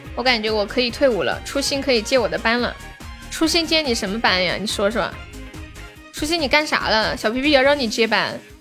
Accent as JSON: {"language": "Chinese", "region": "Sichuan", "country": "China", "said": "我们四川人在街上摆摊儿卖东西都这么喊的"}